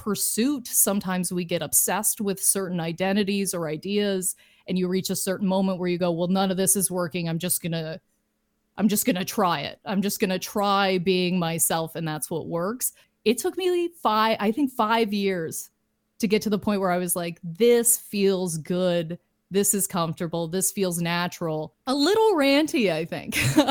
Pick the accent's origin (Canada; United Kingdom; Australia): Canada; Lindsay, Ontario; moved away as an adult; now in Toronto, Canada; But my hometown is Lindsay